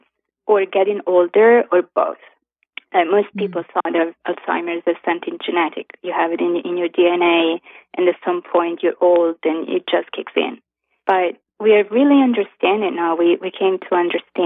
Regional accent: Florence, Tuscany, Italy; moved away as an adult; now in New York, United States; I'm Italian. I was born and raised in Florence, in Italy, and I moved to New York

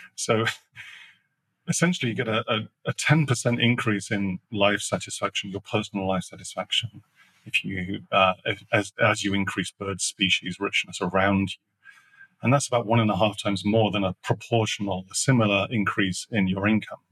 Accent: Sheffield, Yorkshire and the Humber, United Kingdom; I grew up in the north of England, that's a coal belching. I mean, literally furnaces connected to those things. I grew up in Sheffield

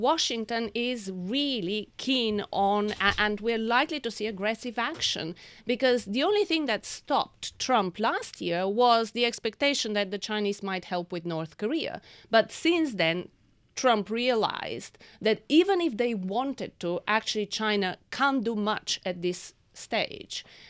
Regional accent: Bulgaria; moved away; I was born in Bulgaria and I lived under communism.

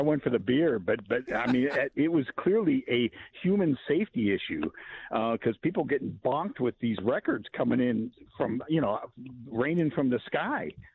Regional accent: Ohio, United States; now in Long Beach, United States; born and raised in Ohio

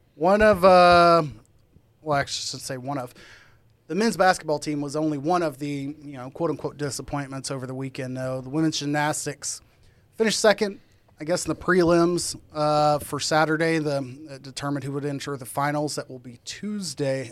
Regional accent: Texas, United States; As a Texan

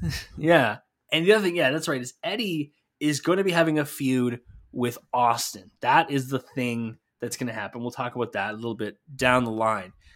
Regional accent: Canada; my home country of Canada

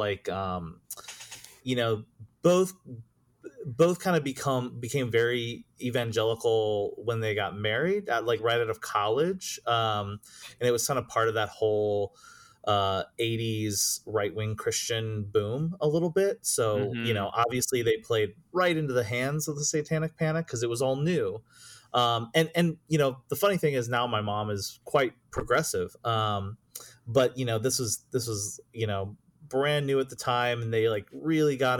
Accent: Cissna Park, Illinois, United States; I grew up in central Illinois. So I'm it was a small, really, really small town called Cisna Park

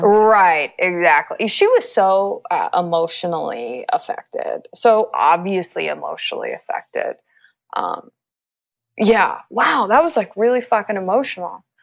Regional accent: Los Angeles, California, United States; also born or lived in Middle East; I'm from Los Angeles, and I live in Los Angeles.

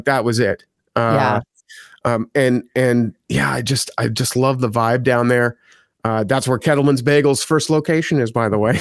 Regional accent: Ottawa, Ontario, Canada; moved away as an adult; also born or lived in Toronto; my hometown of Ottawa.

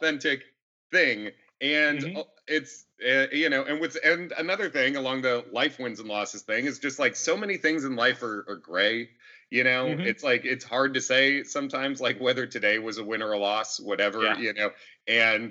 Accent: Chicago, Illinois, United States; moved away; also born or lived in New York; I grew up mostly in Chicago

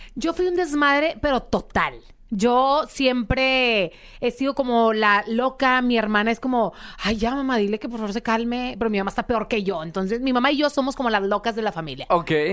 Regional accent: Monterrey, Nuevo León, Mexico; accent: regio; moved away as an adult; now in Mexico City, Mexico; Ahorita estoy viviendo en Ciudad de México, pero soy de Monterrey, sangre regia

